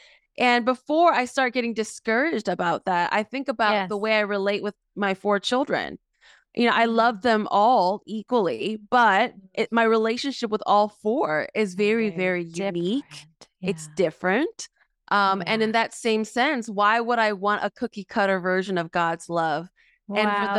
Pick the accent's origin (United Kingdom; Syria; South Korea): South Korea; born there; also born or lived in Mexico; I was born in South Korea. I was saved in Mexico.